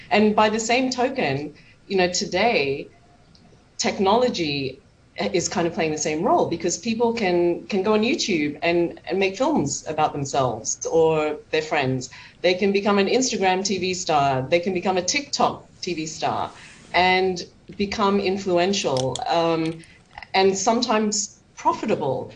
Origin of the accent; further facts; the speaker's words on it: Australia; I'm Chinese Australian. I can relate to both the white Australian experience and the Chinese in Australia experience.